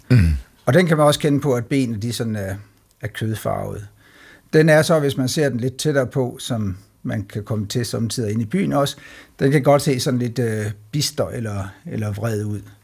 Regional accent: Denmark; som danskere

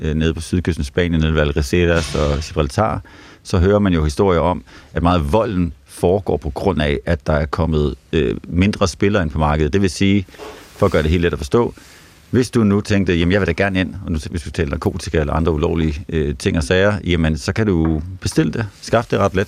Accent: Nyborg, Southern Denmark, Denmark; Nu er jeg fra Nyborg af, sådan uh, Nyborgs uh, hårde drenge

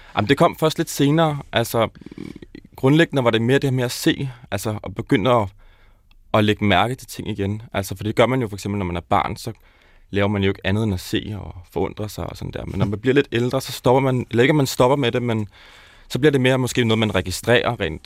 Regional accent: South Zealand, Denmark; Jeg er vokset op nede på Sydsjælland

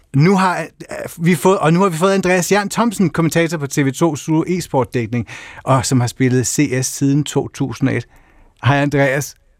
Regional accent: Funen, Southern Denmark, Denmark; hjemme på Fyn

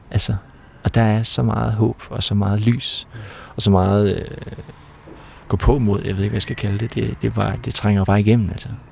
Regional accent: Ollerup, Southern Denmark, Denmark; vi havde sådan en rute i Ollerup, hvor jeg kommer fra

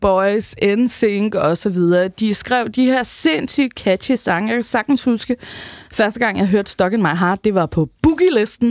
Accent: Rønne, Capital Region of Denmark, Denmark; Rønne på Bornholm, hvor jeg er fra

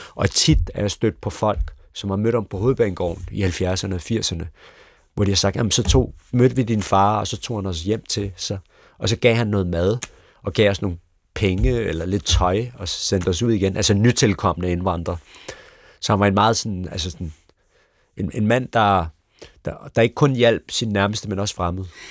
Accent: Copenhagen Western Suburbs, Capital Region of Denmark, Denmark; born or raised there

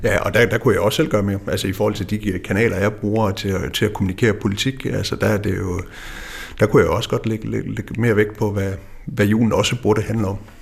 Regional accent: West Jutland, Central Denmark Region, Denmark; jeg er opvokset i Vestjylland

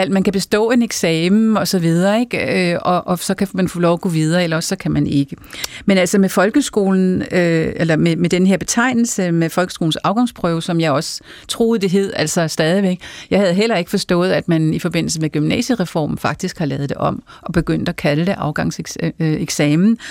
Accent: Farum, Capital Region of Denmark, Denmark; jeg kommer fra Farum

